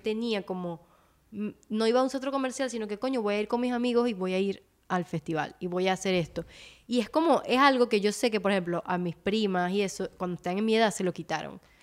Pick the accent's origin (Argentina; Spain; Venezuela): Venezuela; nosotros como venezolanos